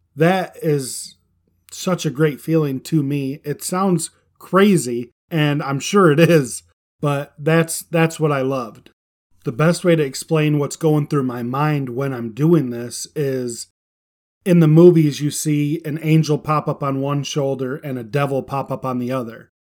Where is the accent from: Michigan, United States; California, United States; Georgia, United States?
Michigan, United States; I call it a pop because I'm from Michigan.